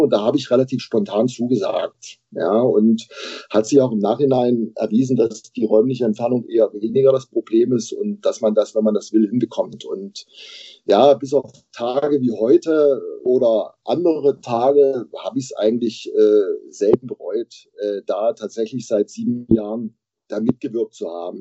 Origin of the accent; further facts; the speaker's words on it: Bautzen, Saxony, Germany; moved away as an adult; also born or lived in Jena; now in Erfurt, Germany; Jahrgang 1968, geboren in Bautzen. Mittlerweile hat es mich äh, erst durchs Studium in Jena und dann beruflich nach Erfurt verschlagen.